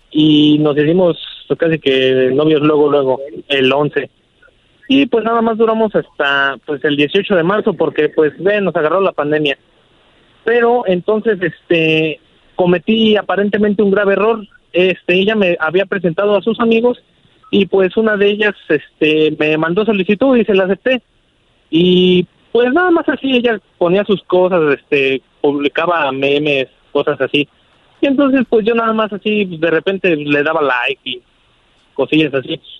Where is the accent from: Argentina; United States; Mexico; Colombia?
Mexico; Mexico City; Y pues yo soy de la Ciudad de México y ella de Guadalajara, entonces siento que le fallé.